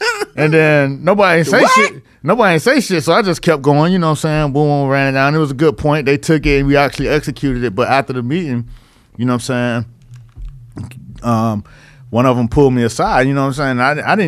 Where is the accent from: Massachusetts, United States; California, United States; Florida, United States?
Florida, United States; Miami; moved away as an adult; now in New York, United States; Well, I came to New York, right? You know what I'm saying? I'm from Miami. I'm moving to New York.